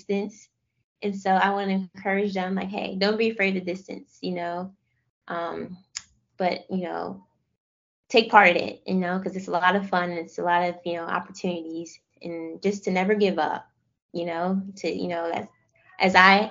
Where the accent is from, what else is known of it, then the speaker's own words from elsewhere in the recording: Philadelphia, Pennsylvania, United States; moved away; also born or lived in Florida; I'm outskirts of West Philly